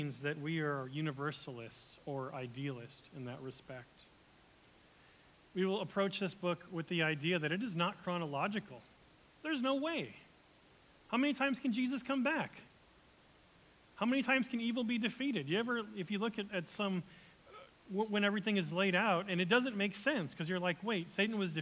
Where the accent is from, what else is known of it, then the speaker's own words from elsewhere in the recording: United States; as an American who loves being American